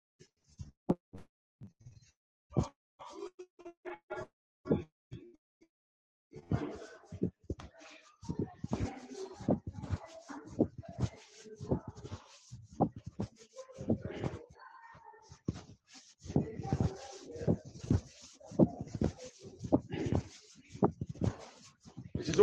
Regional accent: Ireland; now in United Kingdom; I'm an Irish gypsy being persecuted by the British state

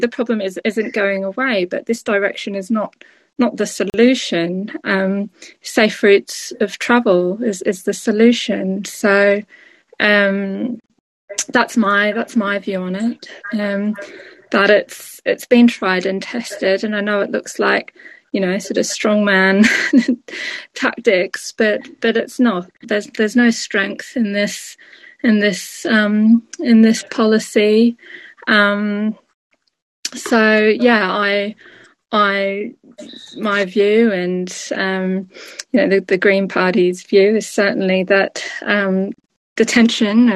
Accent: Australia; moved away as an adult; now in United Kingdom; I'm Australian originally. I've lived here for 16 years

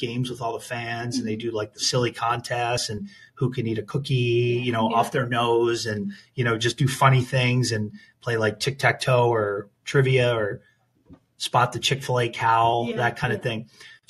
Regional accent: Philadelphia, Pennsylvania, United States; moved away as an adult; also born or lived in Minneapolis, Minnesota / Phoenix, Arizona / Prescott Valley, Arizona / New York; now in Pittsburgh, United States; I'm born and raised in Philadelphia, Pennsylvania

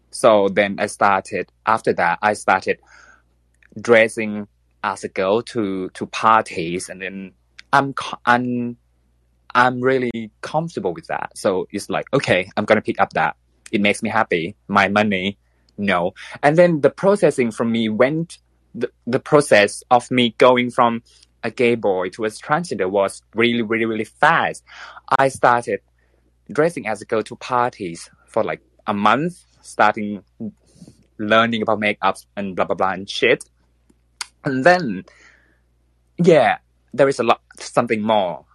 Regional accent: Thailand; English is a second language; I am from Thailand. So bear with me because uh, English is not my first language

